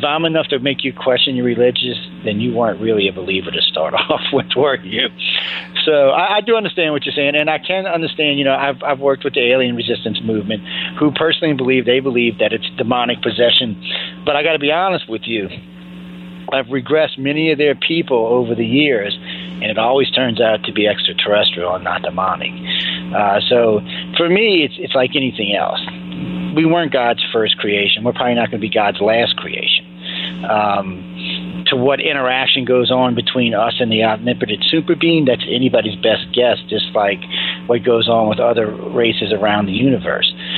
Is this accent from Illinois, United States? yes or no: no; New Orleans, Louisiana, United States; I was raised in Louisiana, uh, in New Orleans, and I was raised hardcore Catholic